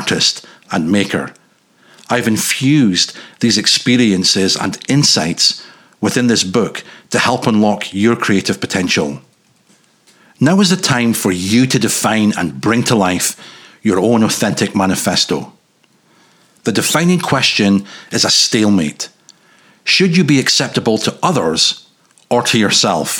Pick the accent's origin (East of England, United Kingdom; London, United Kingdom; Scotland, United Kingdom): Scotland, United Kingdom; north-east; moved away; growing up in Caledonia's northeastern peninsula's bitter edge